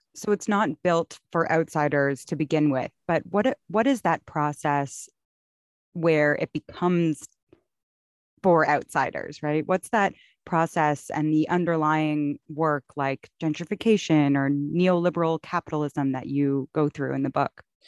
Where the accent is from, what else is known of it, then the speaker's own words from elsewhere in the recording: Toronto, Ontario, Canada; growing up in Toronto, in Canada